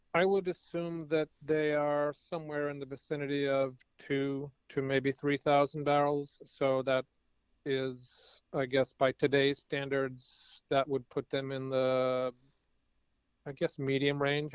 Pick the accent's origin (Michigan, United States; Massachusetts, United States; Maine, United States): Massachusetts, United States; Cambridge; one of my hometown breweries, which is a pretty amazing place called uh, Cambridge Brewing Company